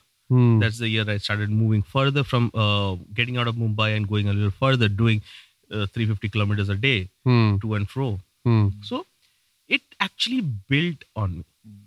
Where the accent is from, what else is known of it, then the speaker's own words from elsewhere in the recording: Saudi Arabia; Dude, I was raised in Saudi. I have never seen a bike in my life.